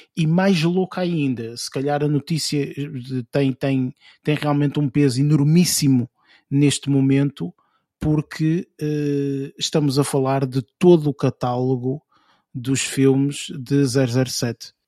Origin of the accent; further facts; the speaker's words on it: Portugal; como portugueses